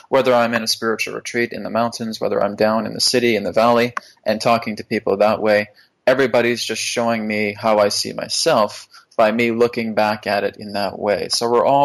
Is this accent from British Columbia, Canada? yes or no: yes; Vancouver, British Columbia, Canada; I'm from Vancouver, so we have a lot of mountains here.